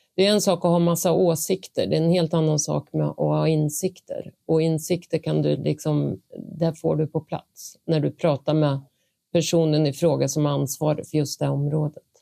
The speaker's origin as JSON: {"language": "Swedish", "town": "Vingåker", "region": "Södermanland", "country": "Sweden", "tie": "born or raised there", "also_born_or_lived": "Eskilstuna", "moved": "yes", "said": "Jag är en bonnunge från Vingåker eh, växte upp på gård"}